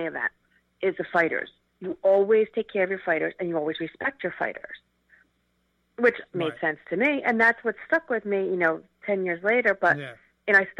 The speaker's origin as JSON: {"language": "English", "town": "Philadelphia", "region": "Pennsylvania", "country": "United States", "tie": "born or raised there", "said": "we grew up together in Philly"}